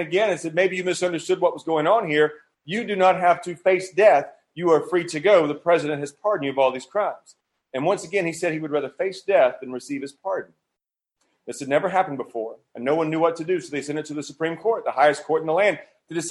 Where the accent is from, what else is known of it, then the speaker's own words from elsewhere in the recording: United States; moved away; I'm not from here. I was born in America